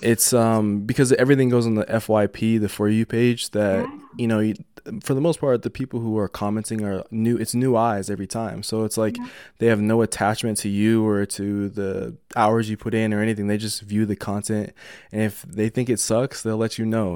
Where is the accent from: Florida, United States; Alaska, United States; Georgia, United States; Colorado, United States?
Colorado, United States; Denver; I'm from Denver